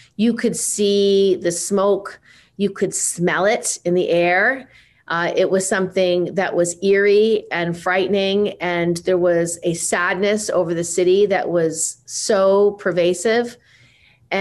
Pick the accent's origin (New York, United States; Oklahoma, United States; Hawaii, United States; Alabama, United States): New York, United States; upstate; I ran in 2006 in my upstate New York hometown district